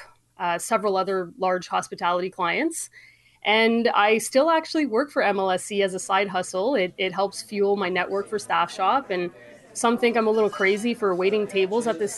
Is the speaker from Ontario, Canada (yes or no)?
yes; Sudbury, Ontario, Canada; I grew up in Sudbury, up in Northern Ontario